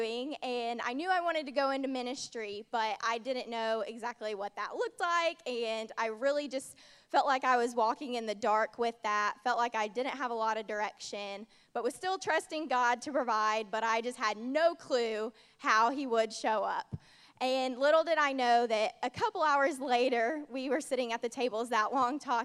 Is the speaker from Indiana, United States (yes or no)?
yes; Indiana, United States; moved away as an adult; now in Georgia, United States; I'm originally from Indiana